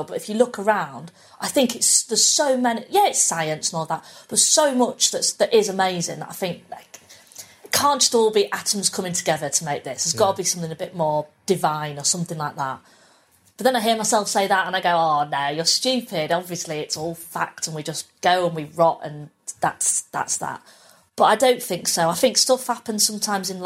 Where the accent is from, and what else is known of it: Pannal, Yorkshire and the Humber, United Kingdom; born or raised there